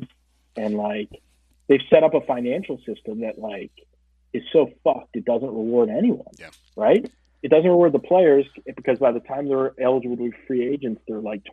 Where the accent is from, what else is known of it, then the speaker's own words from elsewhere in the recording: Steubenville, Ohio, United States; also born or lived in Pittsburgh; now in Chicago, United States; growing up in Ohio